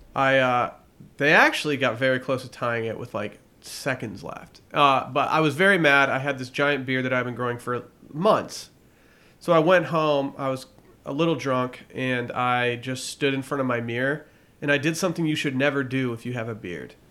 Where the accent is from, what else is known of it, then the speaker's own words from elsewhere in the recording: United States; I'm American